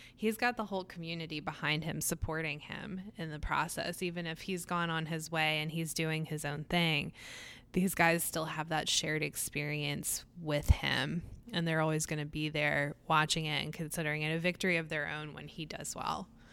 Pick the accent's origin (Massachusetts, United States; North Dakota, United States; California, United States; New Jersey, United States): New Jersey, United States; Atlantic City; moved away; I grew up in Atlantic City, which is, um, in southern New Jersey